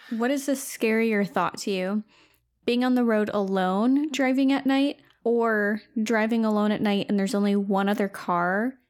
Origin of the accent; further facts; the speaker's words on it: outside of Flint, Michigan, United States; Growing up outside of Flint